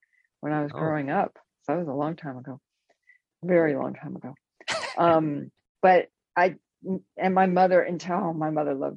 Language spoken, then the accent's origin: English; Los Angeles, California, United States; was born and raised in California, in Los Angeles, and then moved up to Northern California.